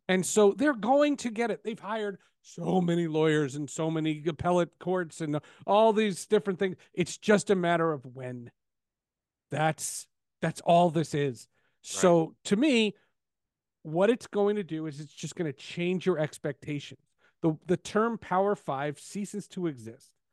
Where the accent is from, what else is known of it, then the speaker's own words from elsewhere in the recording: Northeast, United States; I grew up in the Northeast